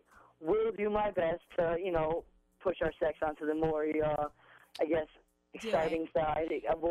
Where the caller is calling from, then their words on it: New York, United States; Where am I calling? New York.